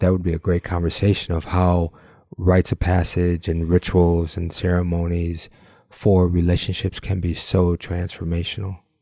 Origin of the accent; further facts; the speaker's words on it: Michigan, United States; We have that commonality of growing up in Michigan